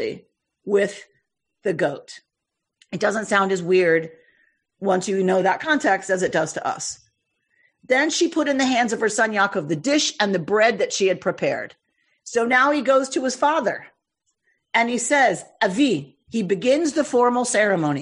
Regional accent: the South, United States; I come from the South

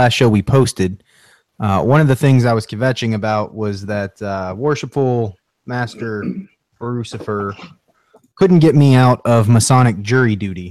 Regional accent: Massachusetts, United States; I'm from Massachusetts

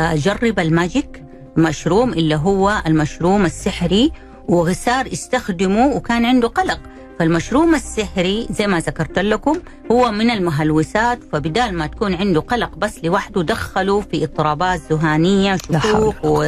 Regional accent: Saudi Arabia; عندنا في بلدنا السعوديه

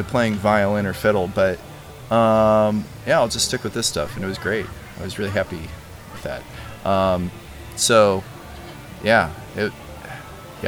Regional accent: Northwest Indiana, United States; moved away as an adult; also born or lived in Richmond, Virginia / New Orleans; I grew up in Northwest Indiana, about an hour from Chicago.

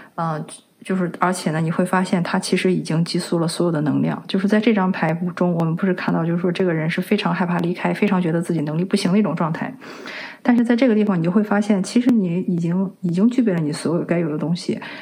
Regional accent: China; 我们中国人

